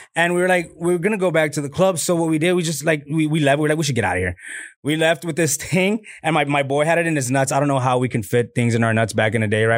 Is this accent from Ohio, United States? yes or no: no; Laredo, Texas, United States; moved away as an adult; now in Austin, United States; my hometown, Laredo